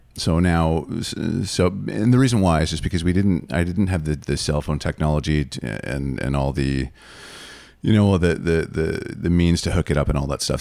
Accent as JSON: {"language": "English", "town": "Sudbury", "region": "Ontario", "country": "Canada", "said": "I'm from Sudbury"}